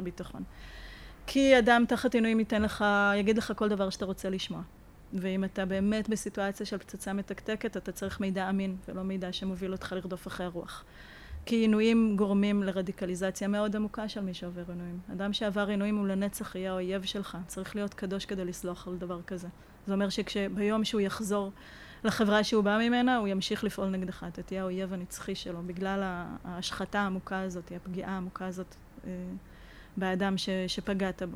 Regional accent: Israel; אנחנו ישראלים

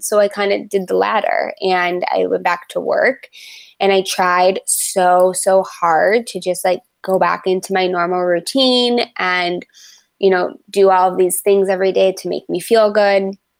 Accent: Livonia, Michigan, United States; It's a, like a smaller town called Livonia, right outside of uh, Metro Detroit

